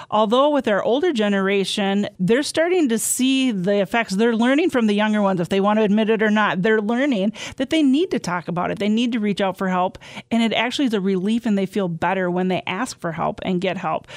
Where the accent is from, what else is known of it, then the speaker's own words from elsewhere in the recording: southwest Wisconsin, United States; I'm from Inner Point in southwest Wisconsin that have a lot of mines there